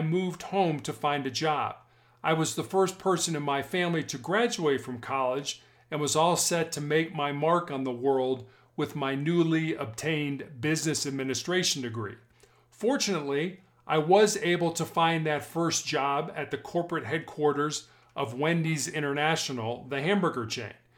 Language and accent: English; Chicago, Illinois, United States; also born or lived in Charleston, South Carolina; I was born and raised in Chicago, Illinois